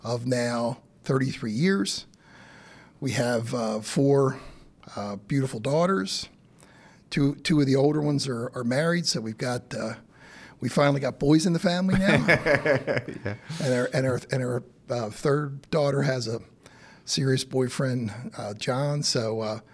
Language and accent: English; Timonium, Maryland, United States; So I grew up in Timonium. So literally on Timonium Road